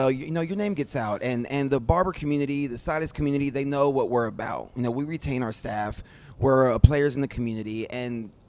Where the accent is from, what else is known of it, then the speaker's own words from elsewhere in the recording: Houston, Texas, United States; also born or lived in San Marcos, Texas / Austin, Texas; Growing up in the Houston, Clear Lake area